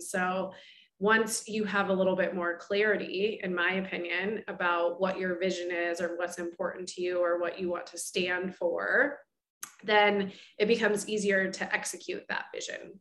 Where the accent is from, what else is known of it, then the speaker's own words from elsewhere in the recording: Oregon, United States; moved away as an adult; now in Chicago, United States; I'm originally from Oregon and grew up as an athlete myself